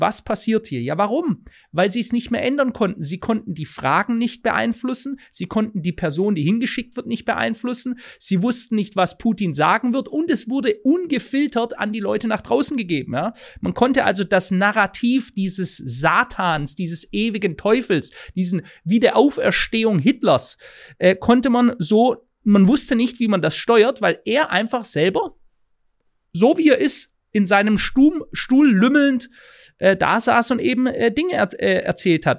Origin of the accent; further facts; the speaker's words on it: Germany; bei uns in Deutschland